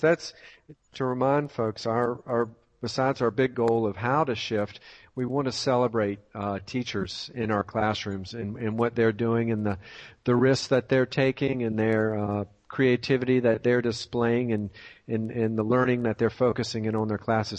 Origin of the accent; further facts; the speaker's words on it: Tidewater area of Virginia, United States; moved away; I'm from the Tidewater area of Virginia and haven't been back in a couple of years